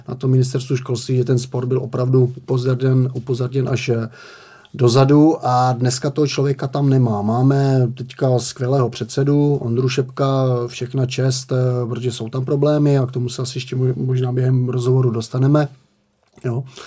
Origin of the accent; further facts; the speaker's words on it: Moravian-Silesian Region, Czechia; já jsem z Moravskoslezského kraje